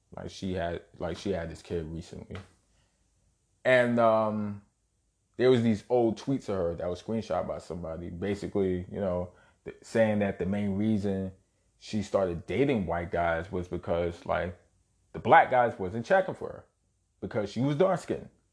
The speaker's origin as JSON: {"language": "English", "town": "New York City", "region": "New York", "country": "United States", "tie": "born or raised there", "said": "Born and raised in Brooklyn, New York. Shout out Bushwick. Shout out Canarsie"}